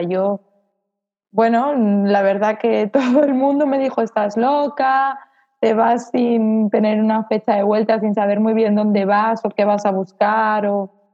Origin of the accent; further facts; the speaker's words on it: Salamanca, Castile and León, Spain; moved away as an adult; now in Mallorca, Spain; Tuve que ir a, a Salamanca, donde está mi familia y, bueno, donde yo nací y de donde siempre había intentado escapar